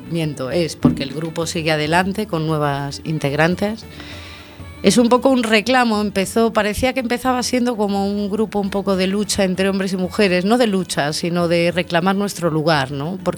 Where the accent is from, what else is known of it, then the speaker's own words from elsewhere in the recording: Canary Islands, Spain; Bueno, pues yo llegué un poco de Canarias con el buscarme la vida